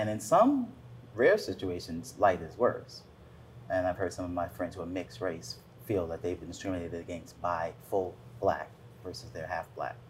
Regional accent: New York City, New York, United States; I grew up in the Bronx

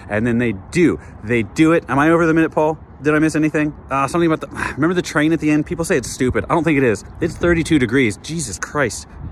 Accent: Wichita, Kansas, United States; moved away; I am in my hometown, my childhood hometown of Wichita, Kansas

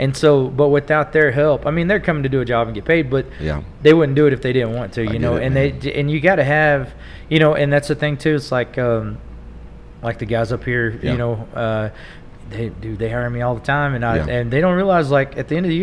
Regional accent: Tulia, Texas, United States; now in Amarillo, United States; I was from Tulia, and I played a lot in Lubbock and in college and stuff.

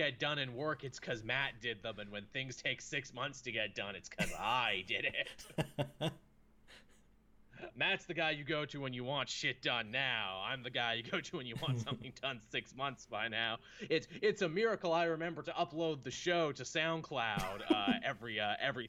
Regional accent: Canada; I'm a Canadian.

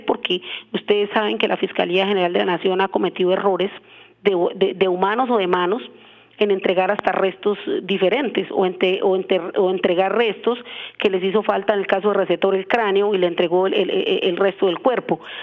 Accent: Colombia; somos colombianos

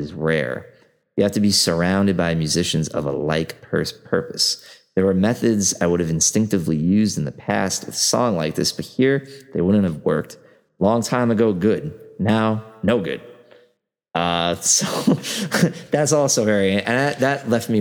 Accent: New York City, New York, United States; as a New Yorker

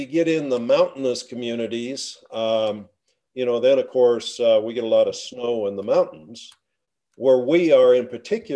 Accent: La Grande, Oregon, United States; now in Bonanza, United States; I grew up in La Grande, Oregon, community of about 10,000

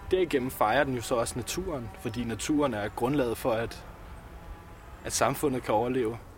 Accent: Capital Region of Denmark, Denmark; Jeg kommer fra Nordsjælland. {S2} Okay. {S3} Nord for {S2} Hillerød.

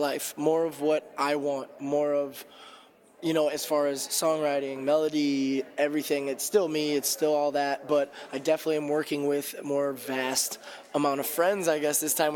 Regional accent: Indiana, United States; also born or lived in Chicago, Illinois; I'm from Indiana

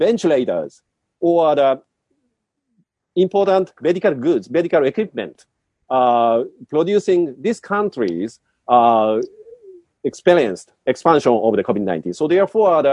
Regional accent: Japan

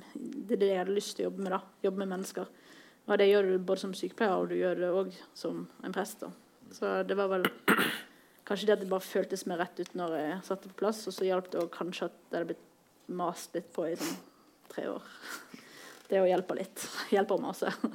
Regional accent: Bergen, Vestland, Norway; moved away as an adult; now in Oslo, Norway; er fra Bergen. Jeg bor i Oslo

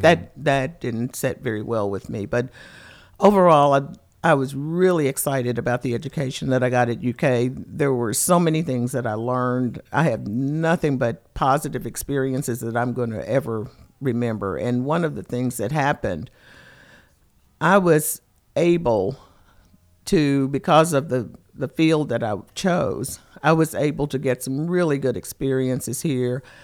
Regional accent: Lexington, Kentucky, United States; I am from Lexington, Kentucky

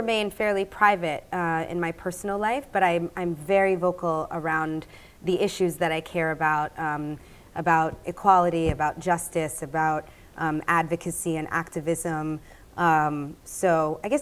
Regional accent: United States; I'm an American

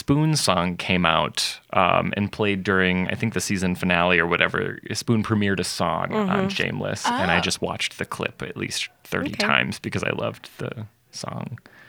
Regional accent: Chicago, Illinois, United States; moved away; I'm from Chicago. I should. And yeah. I'm Irish.

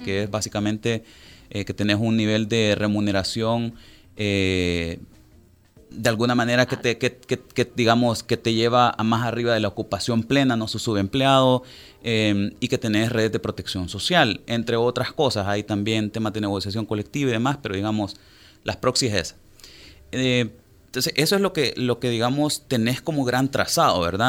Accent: El Salvador; somos 6.3 millones de personas viviendo en El Salvador

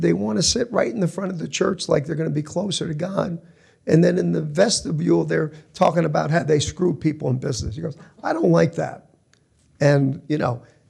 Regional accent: New Jersey, United States; now in Los Angeles, United States; we grew up in Jersey

